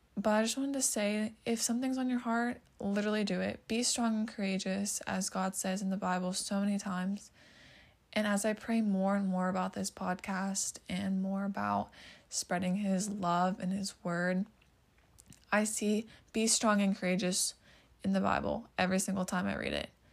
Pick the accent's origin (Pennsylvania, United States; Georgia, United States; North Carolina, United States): Pennsylvania, United States; I'm from Pennsylvania